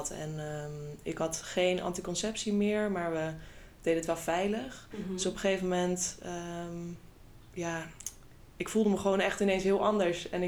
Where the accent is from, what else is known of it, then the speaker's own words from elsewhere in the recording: The Hague, South Holland, Netherlands; now in IJsselstein, Netherlands; Ik eh, ben 28 jaar oud en ik woon in IJsselstein. Ik kom oorspronkelijk uit Den Haag, dus ik voel me eigenlijk